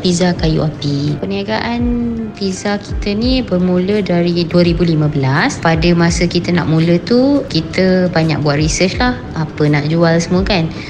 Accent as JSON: {"language": "Malay", "region": "Malacca", "country": "Malaysia", "said": "Saya berasal dari Melaka"}